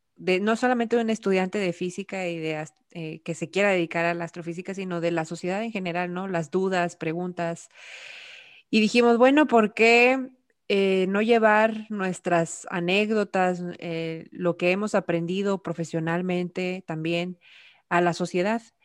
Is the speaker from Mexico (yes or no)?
yes; Nuevo León, Mexico; soy de aquí de Nuevo León